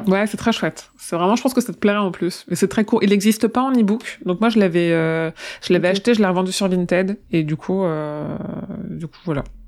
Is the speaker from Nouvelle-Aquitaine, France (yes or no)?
no; Tonnerre, Bourgogne-Franche-Comté, France; je suis née à Tonnerre